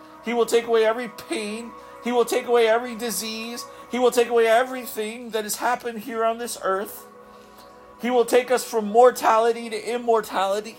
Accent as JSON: {"language": "English", "region": "Southeast Alaska", "country": "United States", "tie": "born or raised there", "said": "I grew up in Southeast Alaska. I grew up fishing"}